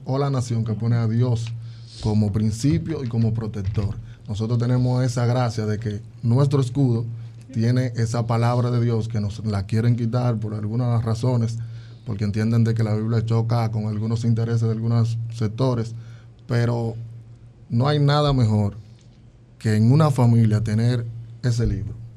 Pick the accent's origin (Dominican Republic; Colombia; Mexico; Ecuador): Dominican Republic; nosotros como nación, como República Dominicana